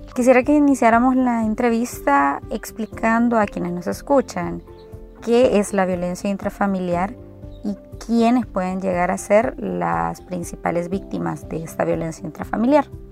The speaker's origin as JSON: {"language": "Spanish", "country": "El Salvador", "said": "nos eduquemos como salvadoreños"}